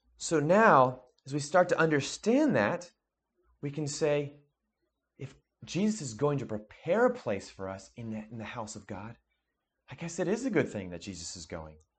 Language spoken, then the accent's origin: English; New Jersey, United States; we grew up in New Jersey together